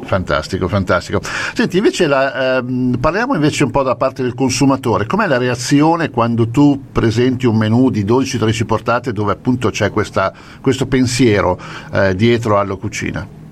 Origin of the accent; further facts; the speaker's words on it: Lombardy, Italy; io sono lombardo